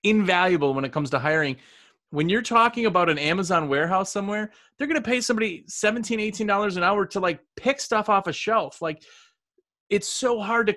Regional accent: Milwaukee, Wisconsin, United States; I'm from Milwaukee area.

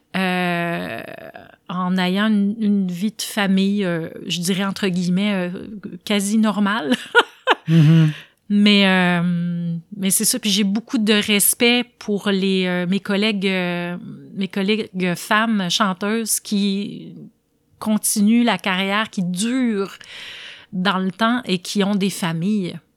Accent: Quebec, Canada; d'être restée dans mon patelin

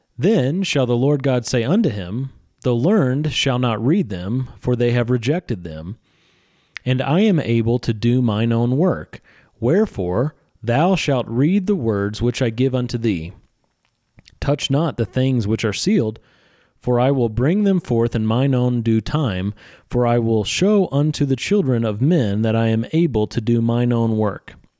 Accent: Missouri, United States; I'm from Missouri.

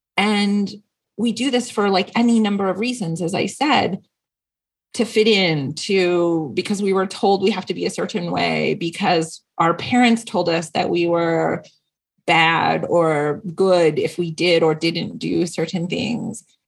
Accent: Seattle, Washington, United States; now in San Diego, United States; I grew up Catholic and I had this amazing priest who was very progressive. I was not a traditional Catholic church and it was up in um, the Seattle area. I'm from the Northwest

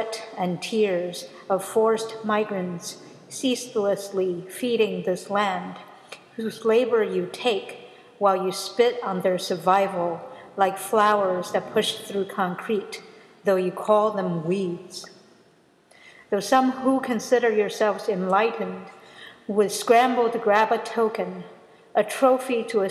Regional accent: United States; I'm American

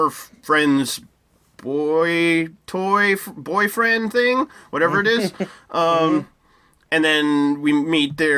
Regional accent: United States; as an American

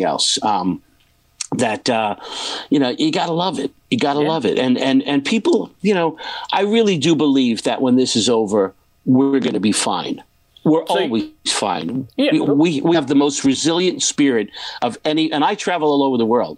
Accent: New York City, New York, United States; also born or lived in Point Pleasant; I'm from Brooklyn, New York

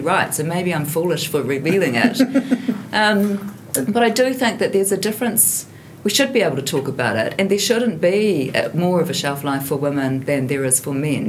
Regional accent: Hamilton, Waikato, New Zealand; I grew up in Hamilton

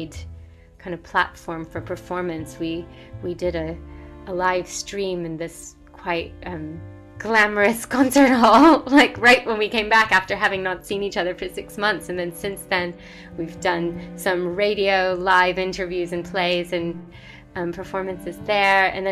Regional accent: United States; as an Indian American, sometimes I even pushed it away. I was like, I don't really want to be doing this. I'm an American child

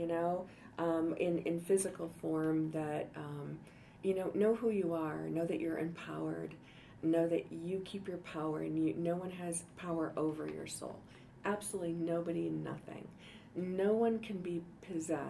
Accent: Detroit, Michigan, United States; now in Denver, United States; I grew up in Detroit

